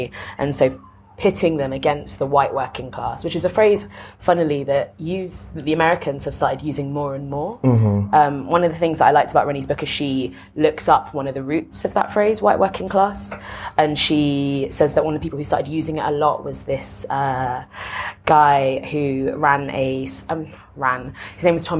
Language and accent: English; United Kingdom; as a European, as a British person, as a black British person as well.